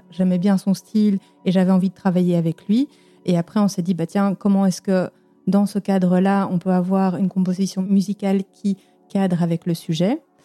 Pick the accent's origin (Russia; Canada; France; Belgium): Belgium; j'ai grandi en Belgique avec des parents belges